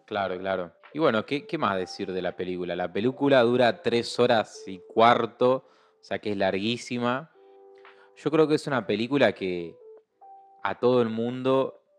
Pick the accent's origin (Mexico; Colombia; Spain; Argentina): Argentina; yo soy re orgulloso de mi país.